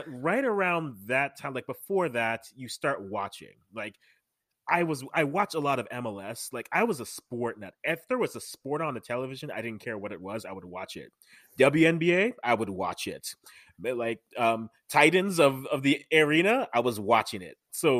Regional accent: Canada; born there; I'm Ghanaian. Parents are Ghanaian. I was born here in Canada.

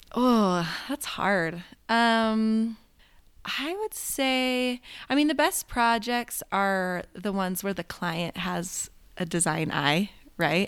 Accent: Oregon, United States; moved away as an adult; now in Utah, United States; I grew up in Oregon, um, and that's where the Tillamook Cheese Factory is

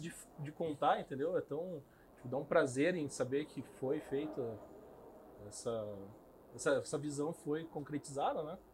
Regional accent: Curitiba, Paraná, Brazil; also born or lived in Cacoal, Rondônia; E eu fui para Moarama e eu vim para Curitiba com uns oito anos de idade

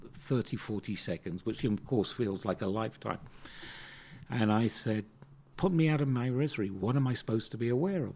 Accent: United Kingdom; moved away as an adult; now in South Africa; growing up in Britain was a very interesting experience on a number of levels

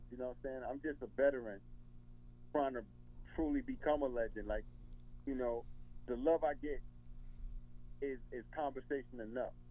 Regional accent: New York, United States; I guess it's a mentality from being a New Yorker, and I guess we reflect that New York mentality.

